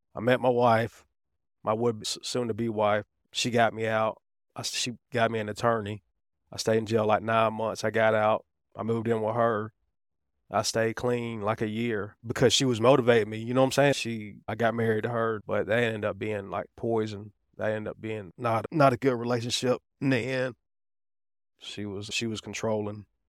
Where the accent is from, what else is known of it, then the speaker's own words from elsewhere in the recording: Riverdale, Georgia, United States; also born or lived in Atlanta, Georgia / East Point, Georgia; I was raised in Riverdale, which is right below